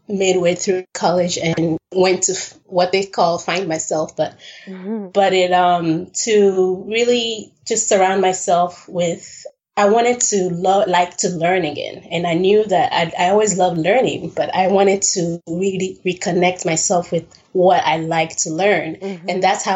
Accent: Benin; moved away; I'm from Benin, West Africa

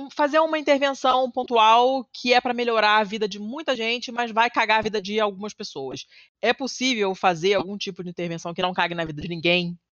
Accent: Rio de Janeiro, Brazil; na Zona Sul, que é de onde eu vim, como eu falei, eu sou muito privilegiada

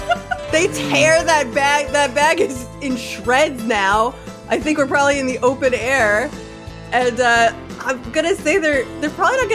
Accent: United States; I'm American.

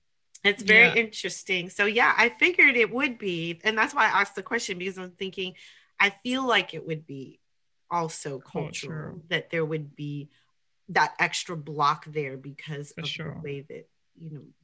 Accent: United States; I'm bicultural as well. My parents are from Haiti, so I grew up in a Haitian culture. And also I was born here in the United States.

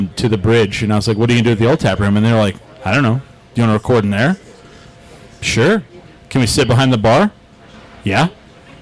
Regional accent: New Mexico, United States; We're from New Mexico

